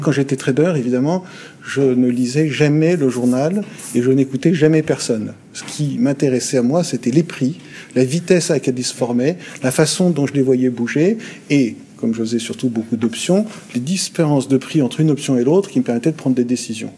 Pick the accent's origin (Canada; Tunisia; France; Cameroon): France; quand on est français